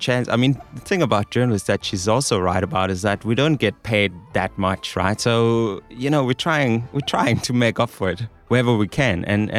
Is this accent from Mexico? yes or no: no; Denmark; now in South Africa; I'm from Denmark.